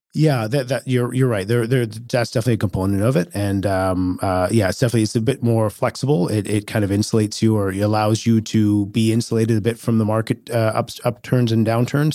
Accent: Richmond, British Columbia, Canada; also born or lived in Kelowna / Edmonton; I grew up in Richmond

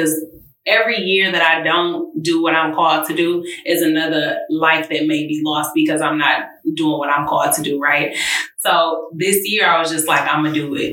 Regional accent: Detroit, Michigan, United States; from Detroit, Michigan. Went to South of Lathrop High School.

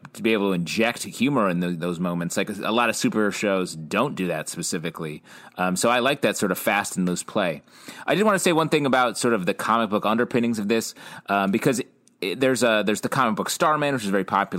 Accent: upstate New York, United States; also born or lived in Florida; We moved from Florida to upstate New York when I was like 5

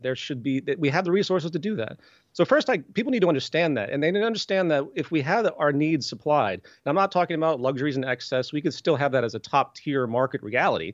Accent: the South, United States; I'm from the South

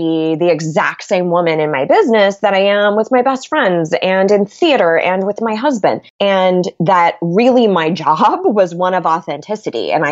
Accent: California, United States; So that's been sort of an adventure going from being a Californian to a Southerner, which is crazy.

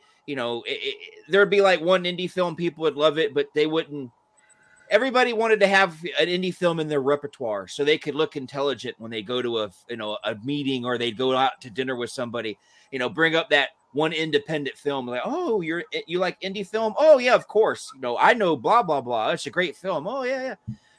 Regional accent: the South, United States; moved away as an adult; now in Illinois, United States; Growing up in the South, I could come out and say I was a wrestling fan because, you know, everybody down there was a wrestling fan too. But when I moved up to Illinois in 89

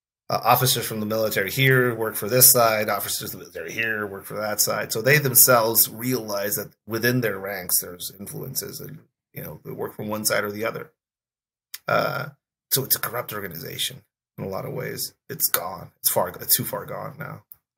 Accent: Tijuana, Baja California, Mexico; moved away as an adult; now in United States; I'm a cop from Mexico.

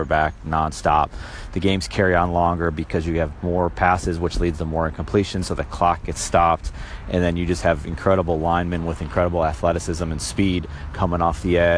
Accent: Buffalo, New York, United States; I'm from Buffalo

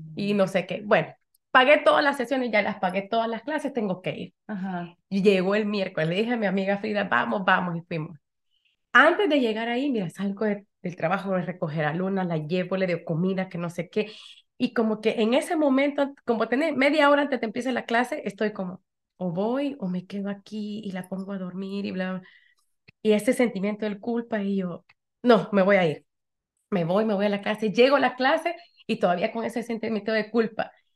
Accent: El Salvador; now in Connecticut, United States; soy salvadoreña, vivo aquí en Connecticut

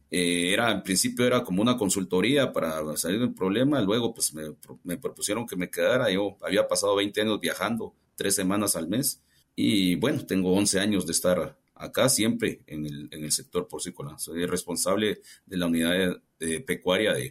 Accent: Guatemala; siendo guatemalteco, pues no, no, había tenido la oportunidad de trabajar en, en esta corporación.

